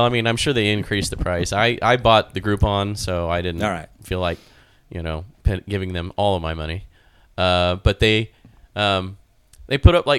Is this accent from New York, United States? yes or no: no; Wichita, Kansas, United States; moved away; I did grow up a lot in the Kansas City area. I mean, primarily I lived in Wichita, but my grandparents and all my aunts and uncles and cousins lived in Kansas City area.